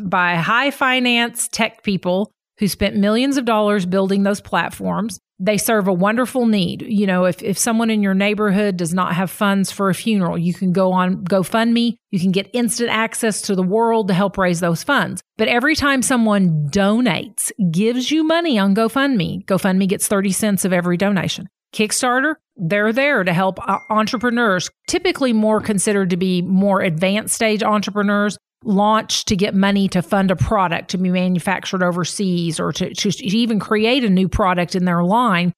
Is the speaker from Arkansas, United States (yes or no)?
yes; Fayetteville, Arkansas, United States; also born or lived in Delaware County, Oklahoma; now in Grove, United States; I grew up going to elementary school in Fayetteville